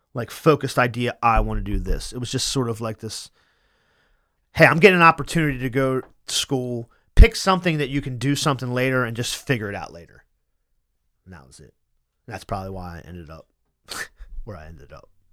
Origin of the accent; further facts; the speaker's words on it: Wilmington, Delaware, United States; I was born in a hospital that's no longer there. It was like, I think it was called Wilmington General